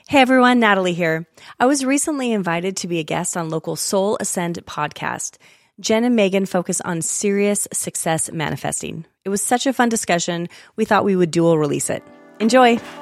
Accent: Spokane, Washington, United States; now in Idaho, United States; I grew up in Spokane, so we spent lots of time in northern Idaho

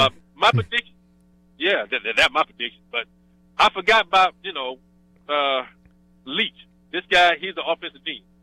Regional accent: Austin, Texas, United States; Now, I'm from Austin.

